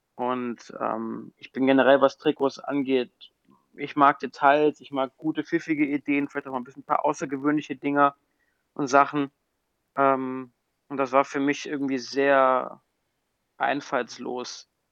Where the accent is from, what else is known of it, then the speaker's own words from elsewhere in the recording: Düsseldorf, North Rhine-Westphalia, Germany; moved away; als geborener Düsseldorfer